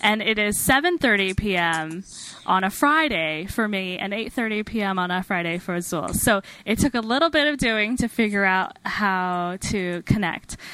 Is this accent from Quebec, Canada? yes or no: no; Alberta, Canada; moved away as an adult; also born or lived in Washington, DC, United States; now in Salt Lake City, United States; I um, was born and raised in Alberta, Canada, so I can claim that I'm a foreigner. Um, technically, I um, moved to the United States when I was 18